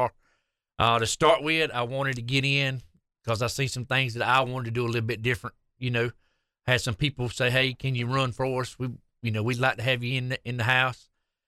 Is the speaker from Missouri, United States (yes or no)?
no; Fork, South Carolina, United States; I grew up in Fork, South Carolina, which is right down the road.